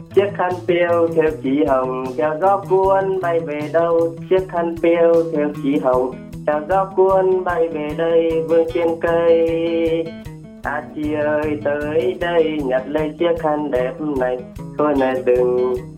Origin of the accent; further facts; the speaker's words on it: Gia Lai, Vietnam; now in Binh Duong, Vietnam; em quê ở gia lai